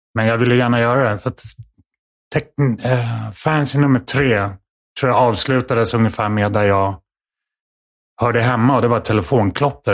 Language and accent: Swedish; Stockholm, Stockholm County, Sweden; Här i Stockholm, utanför eh, i Farsta.